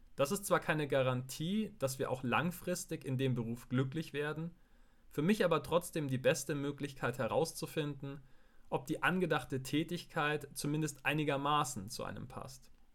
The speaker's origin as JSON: {"language": "German", "town": "Gilching", "region": "Bavaria", "country": "Germany", "tie": "born or raised there", "said": "im Altenheim in Gilching, meinem Heimatort"}